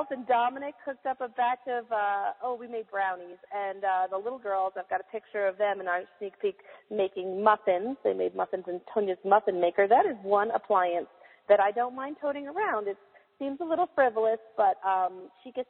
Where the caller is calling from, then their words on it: Roswell, New Mexico, United States; I am calling in from Roswell, New Mexico, uh, where this week we celebrated all things alien.